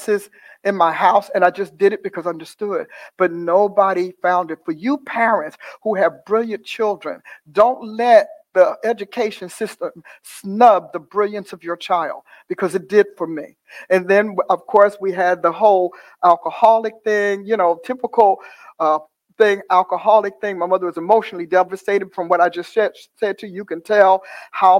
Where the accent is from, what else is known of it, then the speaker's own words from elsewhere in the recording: Newark, New Jersey, United States; I was born in Newark, New Jersey, in a hospital that no longer exists, and a very turbulent upbringing